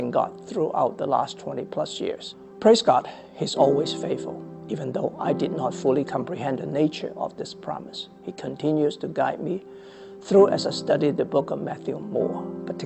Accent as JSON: {"language": "English", "country": "Hong Kong", "tie": "born or raised there", "also_born_or_lived": "Shanghai, China", "moved": "as an adult", "lives_now": "Fairfax, United States", "said": "I was born and raised in Hong Kong. I came to America with my family, my wife and my two children, at the age of 35"}